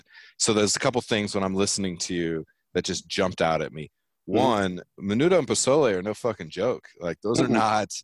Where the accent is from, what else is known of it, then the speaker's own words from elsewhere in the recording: San Diego, California, United States; I loved growing up in San Diego